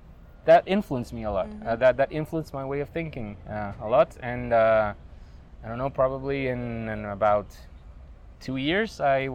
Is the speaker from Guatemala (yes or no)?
yes; Guatemala City, Guatemala Department, Guatemala; I'm 36 years old. I was born and raised in Guatemala City.